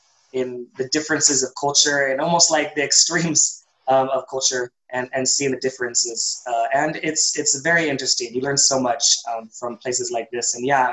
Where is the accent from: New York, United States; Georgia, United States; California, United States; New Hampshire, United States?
California, United States; Yeah, because I'm from California, and the humidity was real in Houston, and it was beyond unbearable.